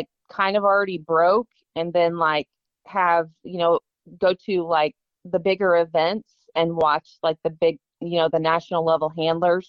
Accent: Astoria, Illinois, United States; I'm from Astoria, Illinois. That's about an hour west of Peoria, Illinois

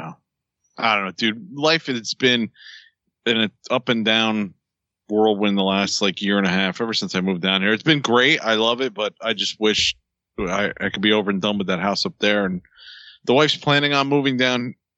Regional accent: New Jersey, United States; Like I'm from Jersey. Let's go get a slice.

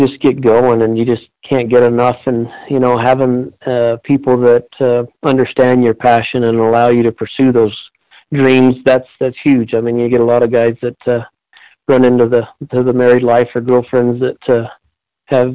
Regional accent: Red Oso, New Mexico, United States; I was born and raised right here in Red Oso. Grew up right here, graduated here

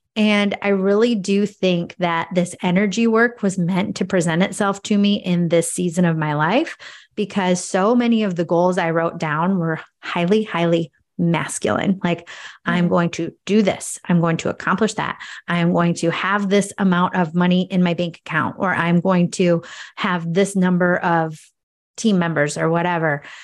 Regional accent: Cascade, United States; I'm from Cascade, which is a population of about 2,500

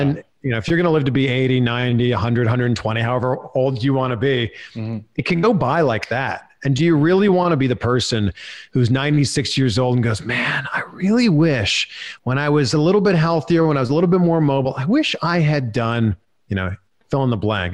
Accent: Pickering, Ontario, Canada; I grew up, born and raised in Pickering, Ontario

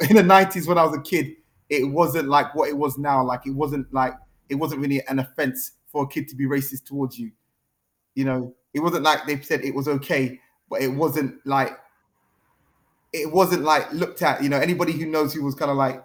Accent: London, United Kingdom; also born or lived in Earls Court / Neasden / Kingsbury / Kilburn; From when I was 10 years old, I grew up in Camden, like Gospel Oak, which is in Camden

